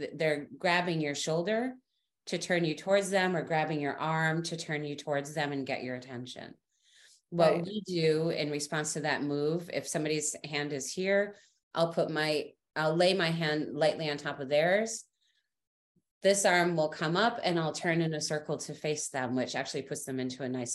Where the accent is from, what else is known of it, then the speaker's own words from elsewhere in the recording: United States; as an American woman